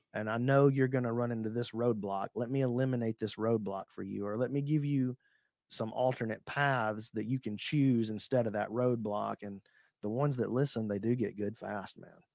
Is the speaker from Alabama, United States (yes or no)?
yes; Alabama, United States; I'm from Speke, Alabama